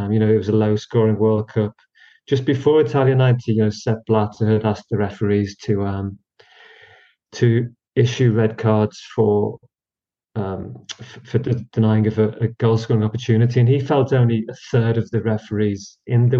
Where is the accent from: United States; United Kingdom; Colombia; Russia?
United Kingdom; for people of our age, growing up in Britain